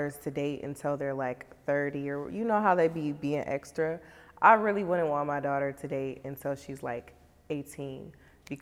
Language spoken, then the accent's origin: English; Racine, Wisconsin, United States; Growing up in Racine, it was pretty cool